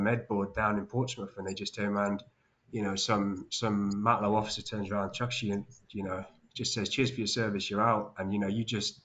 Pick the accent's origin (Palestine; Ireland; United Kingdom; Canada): Palestine; West Bank; moved away; I grew up in Palestine in the occupied West Bank